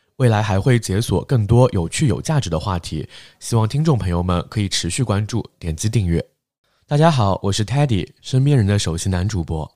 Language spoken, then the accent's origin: Chinese; Shanghai, China; 至少我们现在能说自己是上海人，毕竟已经经过了三代了嘛。 还是比较土生土长，但是籍贯上面不会写是上海